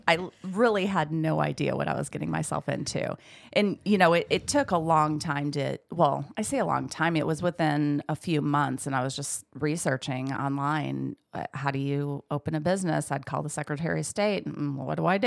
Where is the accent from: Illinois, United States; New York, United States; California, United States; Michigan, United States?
Michigan, United States; moved away; I grew up in Michigan